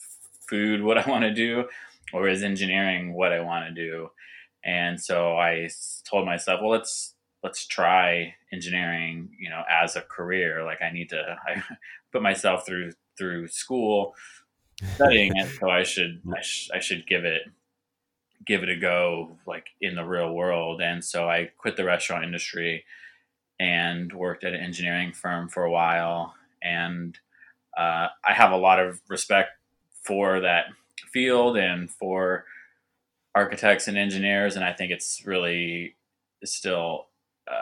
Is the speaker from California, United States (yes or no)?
yes; Southern California, United States; I grew up in Southern California